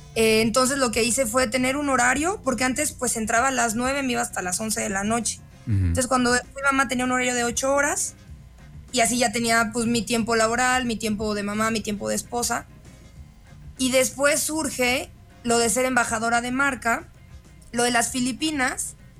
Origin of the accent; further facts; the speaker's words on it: Guanajuato, Mexico; Yo literal vivía ahí de los cero a los 15 años.